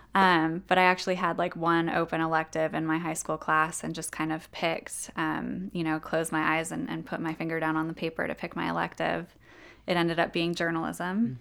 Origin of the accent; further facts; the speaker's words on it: Ventura County, Southern California, United States; moved away as an adult; now in Jackson, United States; I'm actually from Southern California. um, in Ventura County, which is a county that's a little bit north of Los Angeles